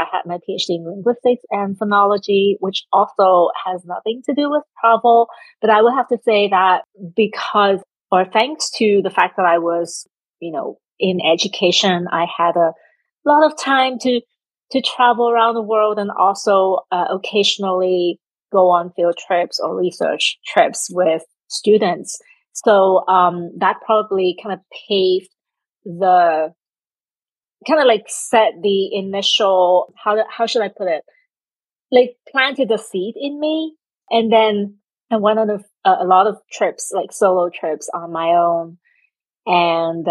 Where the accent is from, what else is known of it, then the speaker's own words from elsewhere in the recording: Hong Kong; moved away as an adult; now in New Jersey, United States; I am originally from Hong Kong and currently living in New Jersey, United States